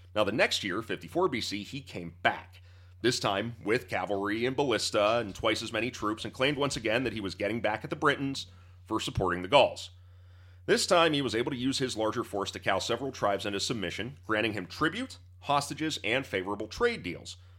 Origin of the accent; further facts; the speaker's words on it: Pittsburgh, Pennsylvania, United States; First, I'm an American, then I'm a Pennsylvanian, then I'm a Pittsburgher